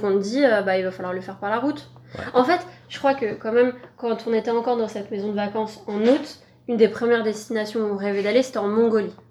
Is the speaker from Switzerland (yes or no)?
no; France; en tant que Français, en tant qu'Européen